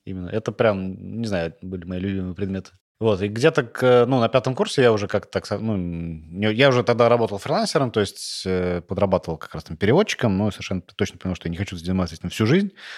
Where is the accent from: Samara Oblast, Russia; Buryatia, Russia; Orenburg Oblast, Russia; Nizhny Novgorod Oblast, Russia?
Samara Oblast, Russia; Tolyatti; also born or lived in Saint Petersburg; в 8 лет я переехал в Тольятти, там ходил в школу